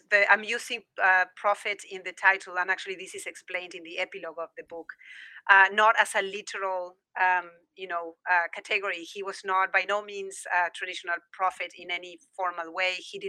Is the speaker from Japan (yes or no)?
no; Argentina; moved away; I was in Buenos Aires, I'm from Argentina originally, and I was in Buenos Aires at home in 2003